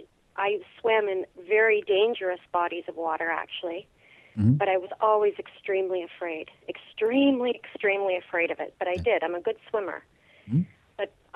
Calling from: Alexandria, Ontario, Canada; I'm calling from Alexandria, Ontario.

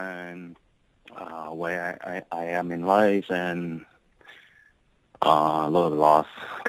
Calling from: Edmonton, Alberta, Canada; I'm calling from Edmonton, Alberta, Canada.

